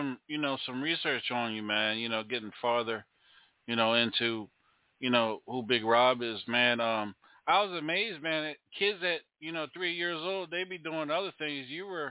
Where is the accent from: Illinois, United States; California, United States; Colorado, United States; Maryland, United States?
Maryland, United States; now in Charlotte, United States; I'm from Maryland, but I'm here in Charlotte.